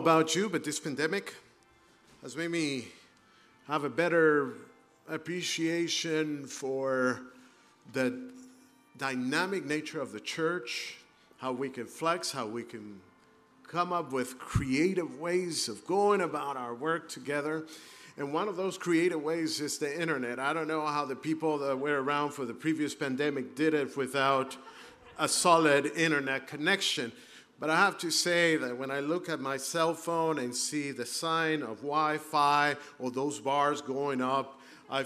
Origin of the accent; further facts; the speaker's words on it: Caracas, Capital District, Venezuela; moved away as an adult; also born or lived in Brazil / Tennessee; now in Southern California, United States; I actually grew up in the city of Caracas